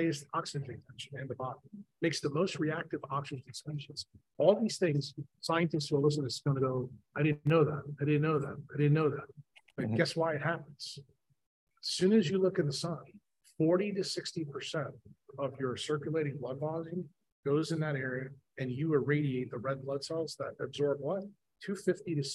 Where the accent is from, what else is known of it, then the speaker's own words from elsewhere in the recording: New York, United States; we are both from New York